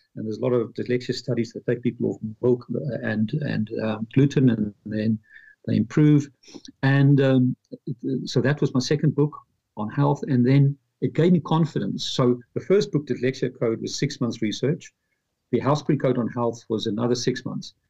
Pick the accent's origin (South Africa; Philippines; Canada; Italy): South Africa; Pretoria, Gauteng; moved away as an adult; also born or lived in London, United Kingdom; now in Dublin, Ireland; I'm from Pretoria, South Africa. After apartheid, at age 25, I moved to London